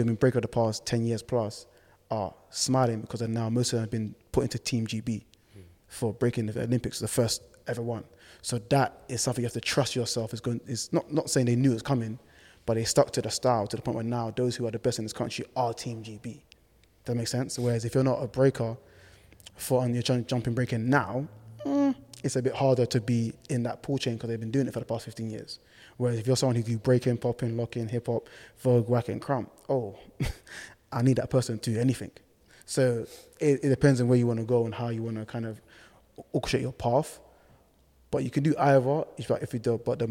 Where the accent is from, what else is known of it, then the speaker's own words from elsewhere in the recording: Ghana; now in United Kingdom; we love to dance, we're from Ghana